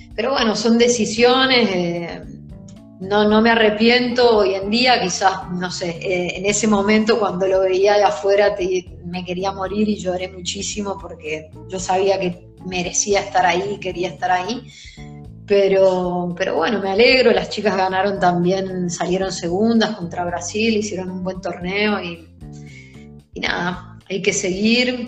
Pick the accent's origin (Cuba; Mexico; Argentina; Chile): Argentina; now in Italy; Somos pocas las argentinas que, que, hoy en día estamos en Italia jugando en la Serie